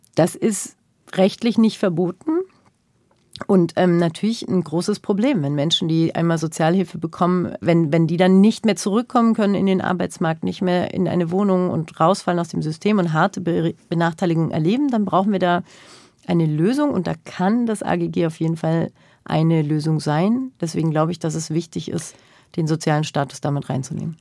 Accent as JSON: {"language": "German", "country": "Germany", "tie": "born or raised there", "said": "ich bin als solches in den 80er, 90er Jahren in Deutschland groß geworden"}